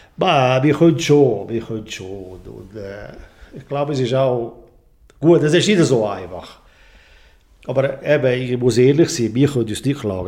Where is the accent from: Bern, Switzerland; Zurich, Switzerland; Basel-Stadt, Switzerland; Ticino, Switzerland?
Ticino, Switzerland; Bosco/Gurin; bei uns in Bosco